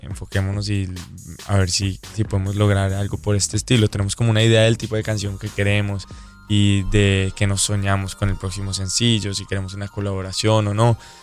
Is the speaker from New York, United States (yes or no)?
no; Pembroke Pines, Florida, United States; also born or lived in Medellín, Colombia / Cartagena, Colombia; crecí en Weston. Pues crecí, yo viví en Pembroke Pines y fui al colegio en Weston